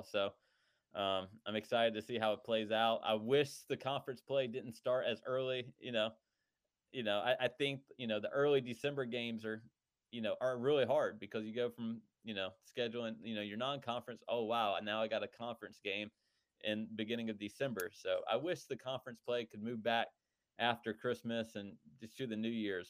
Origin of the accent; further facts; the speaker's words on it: North Carolina, United States; growing up in North Carolina. I mean, it's just a special place